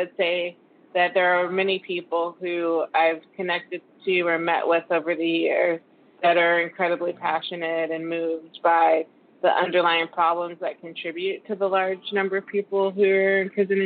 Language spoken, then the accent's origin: English; Texas, United States; I am from Texas